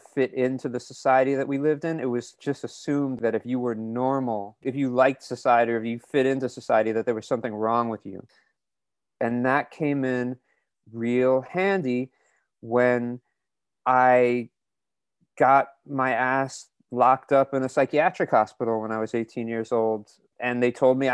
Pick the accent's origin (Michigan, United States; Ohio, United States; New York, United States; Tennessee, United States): New York, United States; New York City; now in Oakland, United States; I'm from New York City. I'm 46 years old. I live in Oakland, California. I grew up in the punk scene in New York